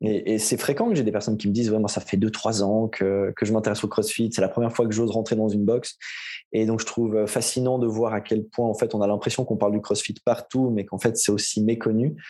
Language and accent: French; Aubonne, Vaud, Switzerland; now in Morges, Switzerland; j'ai grandi et comme on va l'entendre assez vite à mon accent, et je vis depuis toujours en Suisse. du côté entre, entre Lausanne et Genève, dans un petit village qui s'appelle Aubonne.